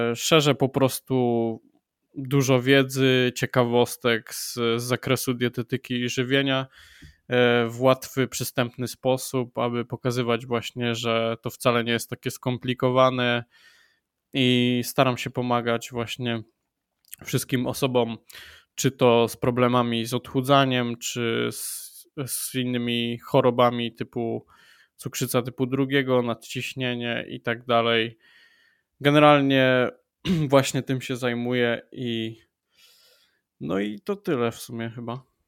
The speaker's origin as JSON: {"language": "Polish", "town": "Wrocław", "region": "Lower Silesian Voivodeship", "country": "Poland", "said": "Jestem e, z Wrocławia"}